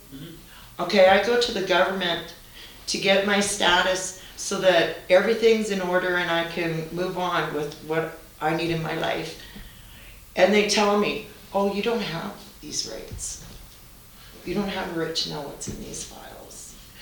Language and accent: English; Curve Lake, Ontario, Canada; You know, except that I'm from the Curve Lake area. That's what I know.